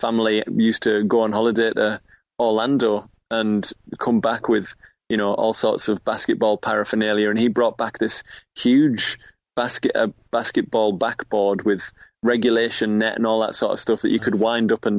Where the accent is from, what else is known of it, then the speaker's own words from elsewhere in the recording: Middlesbrough, North East England, United Kingdom; moved away as an adult; now in Newcastle, United Kingdom; Middlesbrough. Which is where I grew up on Teesside